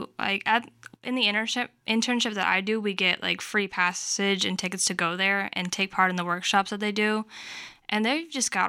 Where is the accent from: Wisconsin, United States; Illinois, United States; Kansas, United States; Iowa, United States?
Iowa, United States; Davenport; Yeah, I was born and raised there, but I do the Midwest Writing Center's youth summer internship.